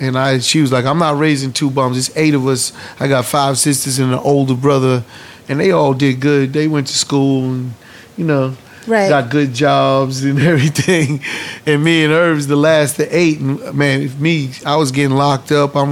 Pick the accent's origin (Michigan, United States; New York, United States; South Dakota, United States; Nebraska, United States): New York, United States; New York City; we're from Hollis, Queens